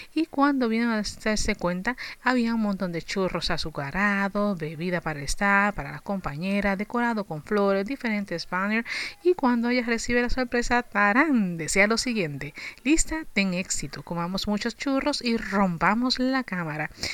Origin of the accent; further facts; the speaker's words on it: Puerto Rico; somos ciudadanos americanos